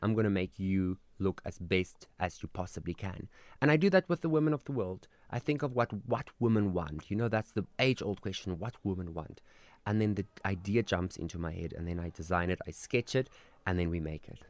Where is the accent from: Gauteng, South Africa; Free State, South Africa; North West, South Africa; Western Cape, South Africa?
North West, South Africa; Koster; also born or lived in Klerksdorp; that's where I'm from